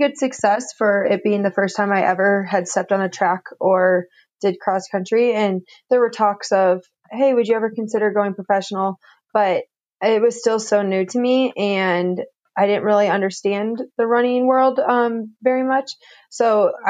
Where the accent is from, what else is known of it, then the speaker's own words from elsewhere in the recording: St. Louis, Missouri, United States; moved away as an adult; also born or lived in Indiana; now in Flagstaff, United States; I came from St. Louis, Missouri